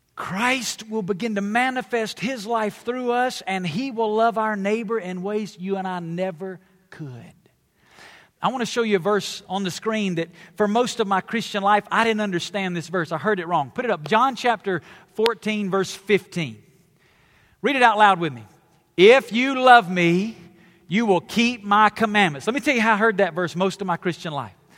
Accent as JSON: {"language": "English", "region": "the South", "country": "United States", "tie": "born or raised there", "said": "I come from the South, it's where I was born and raised"}